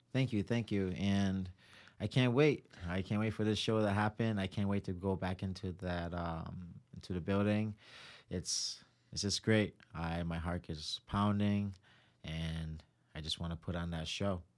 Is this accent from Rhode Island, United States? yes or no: yes; Providence, Rhode Island, United States; also born or lived in Cranston, Rhode Island; I am from Providence